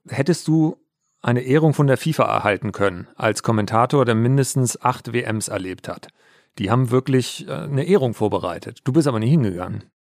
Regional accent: Altes Land, Lower Saxony, Germany; moved away; wenn ich in meiner Heimat bin. Ich komme ja aus dem alten Land

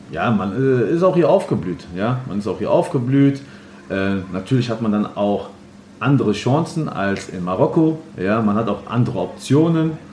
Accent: Frankfurt, Hesse, Germany; Ähm, wie viele aus Bockenheim äh, sind wir aber in Ginnheim geboren.

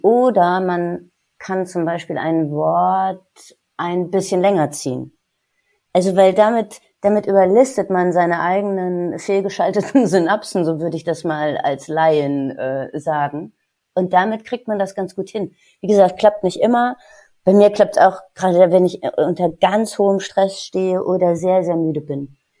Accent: Marburg, Hesse, Germany; moved away as an adult; also born or lived in Paris / Munich; now in Cologne, Germany; Ich bin gebürtig aus Marburg, einer sehr, sehr schönen, alten, ehrwürdigen Universitätsstadt

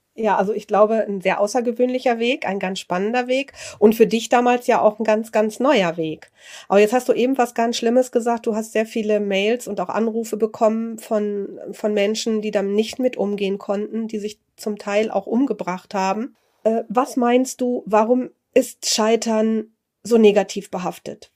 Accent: Germany; als Deutsche

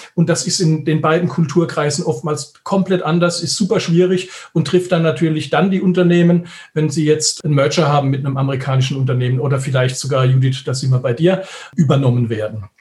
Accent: Germany; wir in Deutschland

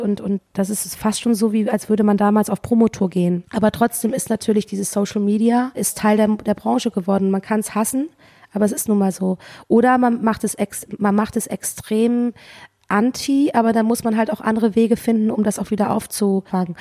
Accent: Cologne, North Rhine-Westphalia, Germany; ich komme ja aus Köln

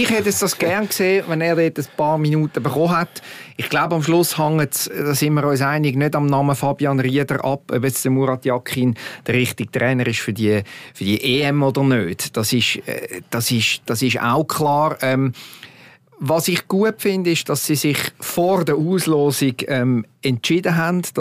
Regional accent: Switzerland; wir sind uns doch gewöhnt als Schweizer Nazi über Jahre

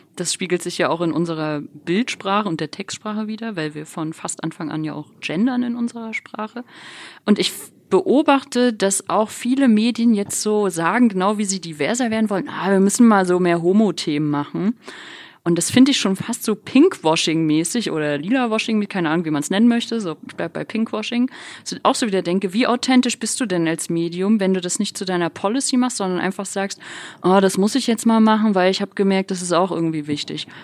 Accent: Rostock, Mecklenburg-Vorpommern, Germany; moved away; ich bin halt in Rostock aufgewachsen, war Oss, bin Ossi

